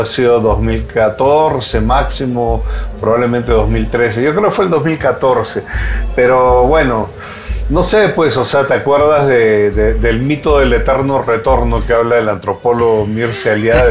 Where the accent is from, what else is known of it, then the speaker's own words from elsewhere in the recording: Peru; also born or lived in Colombia; now in Mexico City, Mexico; había regresado a, mi país y, estando en mi país, después de 24 años que no vivía allá